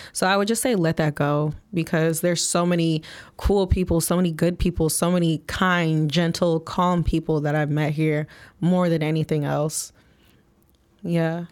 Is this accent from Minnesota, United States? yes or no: no; Flint, Michigan, United States; moved away as an adult; now in Chicago, United States; I'm born and raised from Flint, Michigan